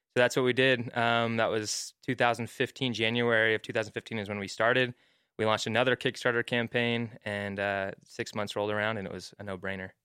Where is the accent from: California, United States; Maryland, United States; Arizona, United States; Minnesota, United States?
Arizona, United States; Mesa; moved away as an adult; also born or lived in Hawaii; now in Utah, United States; I grew up in Arizona, Mesa, Arizona. Uh, moved out here for school at B Y U